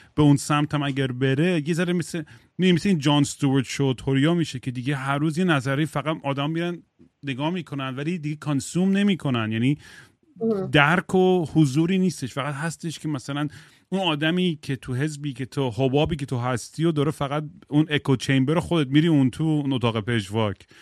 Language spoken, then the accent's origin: Persian; United States; first language English; Persian is a second language; منم آمریکا بزرگ شدم خب من زبون اولم انگلیسیه